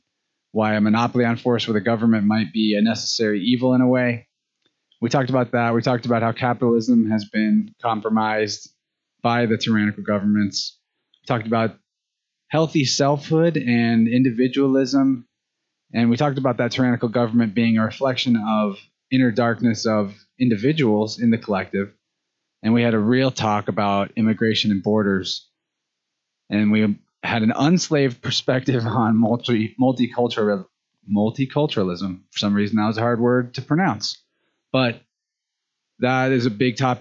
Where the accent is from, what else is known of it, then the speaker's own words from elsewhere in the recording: Springfield, Missouri, United States; Springfield Metaphysical Fair is in my hometown, Springfield, Missouri